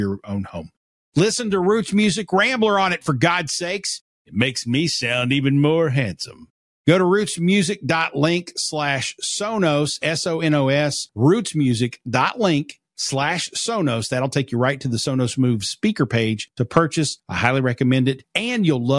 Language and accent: English; Eastern Kentucky, United States; I'm from Eastern Kentucky